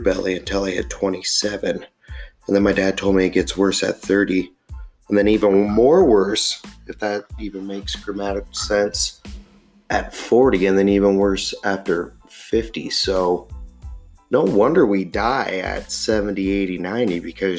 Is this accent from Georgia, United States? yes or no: no; Montana, United States; I am born and raised in Montana